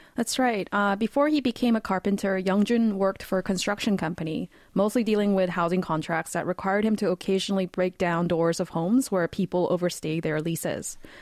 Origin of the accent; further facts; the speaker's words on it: Vancouver, British Columbia, Canada; moved away as an adult; now in South Korea; I'll actually be moving back to my hometown of Vancouver, Canada after eleven years in Korea